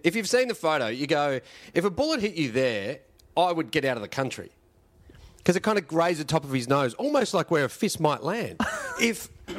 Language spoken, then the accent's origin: English; Melbourne, Victoria, Australia; I grew up around there. I grew up in Pascoval South, which is kind of next to sort of Essendon Mooney Ponds, leads into Ascot Vale.